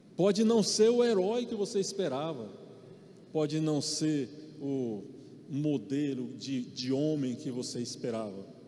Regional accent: Maranhão, Brazil; eu sou nordestino, sou do Maranhão

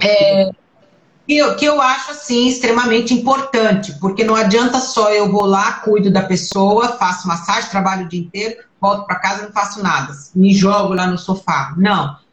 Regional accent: Brazil; moved away as an adult; also born or lived in Italy; now in Ireland; eu como brasileira

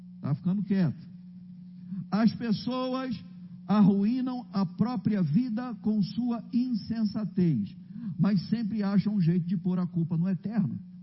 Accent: Rio de Janeiro, Brazil; Eu sou do Rio de Janeiro

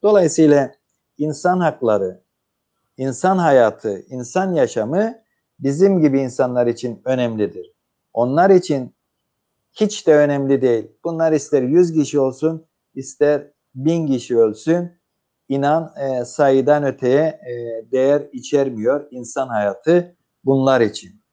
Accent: Cyprus; biz Kıbrıslılar olarak

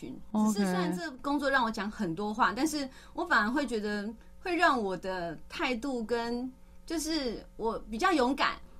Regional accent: Tainan, Taiwan; also born or lived in Taipei; 嗯，然后台南人，但是自己是台北台北出生的。

